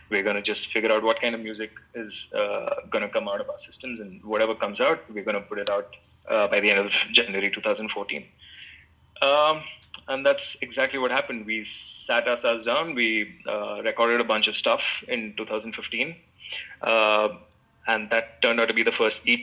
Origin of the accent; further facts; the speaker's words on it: Mumbai, Maharashtra, India; Satish was from Delhi, I was from Bombay.